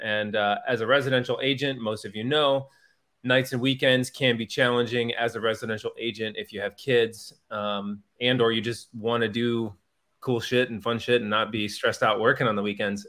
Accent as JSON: {"language": "English", "town": "Wheaton", "region": "Illinois", "country": "United States", "tie": "born or raised there", "also_born_or_lived": "Arizona / Saint Louis", "moved": "yes", "said": "I grew up in Wheaton, Illinois, which is outside the Chicago area"}